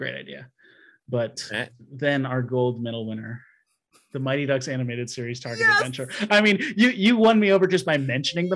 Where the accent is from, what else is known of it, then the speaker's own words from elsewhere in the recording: Wisconsin, United States; moved away; also born or lived in Seattle, Washington; I grew up in Wisconsin